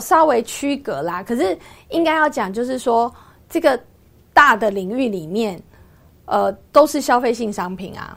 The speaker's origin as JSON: {"language": "Chinese", "area": "Yingge", "region": "New Taipei", "country": "Taiwan", "tie": "born or raised there", "said": "因为在英格的时候，它是乡下，它当时是个工业小镇，不像现在是一个观光小镇"}